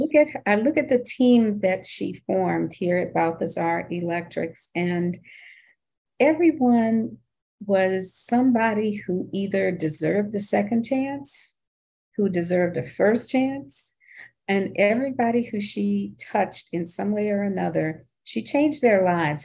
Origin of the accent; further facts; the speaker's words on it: Cane River, Louisiana, United States; moved away as an adult; also born or lived in New Orleans; So my sister Carol and I grew up on Cane River, Louisiana, which is in Natchitoches Parish